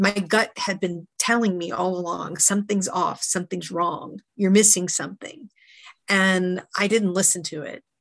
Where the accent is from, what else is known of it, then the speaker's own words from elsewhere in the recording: Maryland, United States; I grew up in Maryland, outside of about 20 minutes outside of DC